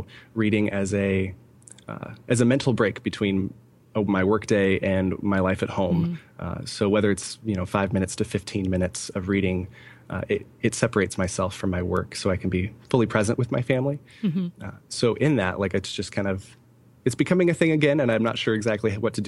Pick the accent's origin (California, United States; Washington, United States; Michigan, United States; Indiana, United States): California, United States; also born or lived in Idaho; now in Allentown, United States; We came from North Idaho, Coeur d'Alene, Idaho, specifically. Mm-hmm. We were there for a year, 2.5 years after moving away from California, where both my wife and I are born and raised in California.